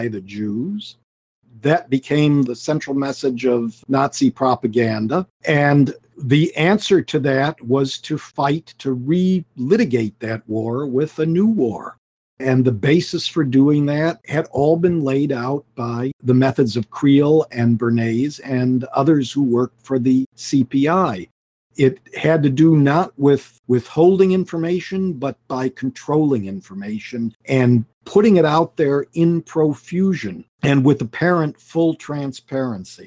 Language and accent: English; United States; as an American